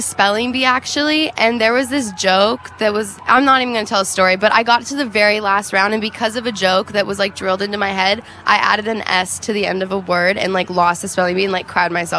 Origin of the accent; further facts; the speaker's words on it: Phoenix, Arizona, United States; growing up in Phoenix, they had this thing called McDowell Mountain Music Festival that was really fun.